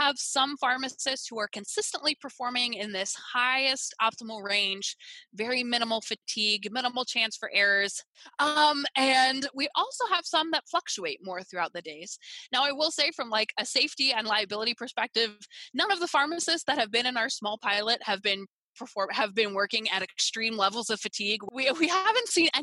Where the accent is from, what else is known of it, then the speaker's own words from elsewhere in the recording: Wisconsin, United States; I'm from Wisconsin